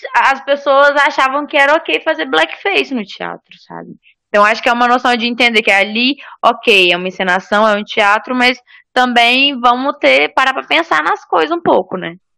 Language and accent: Portuguese; Espírito Santo, Brazil; moved away; de onde eu vim, a gente tem muito uma no Espírito Santo